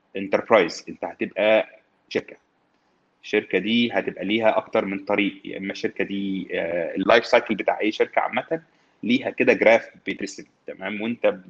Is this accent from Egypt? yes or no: yes; Egypt; احنا عندنا في مصر